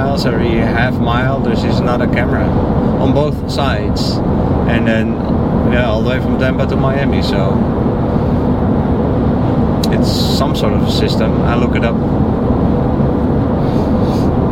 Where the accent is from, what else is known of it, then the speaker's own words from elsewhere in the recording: Netherlands; moved away as an adult; now in Naples, United States; I'm from the Netherlands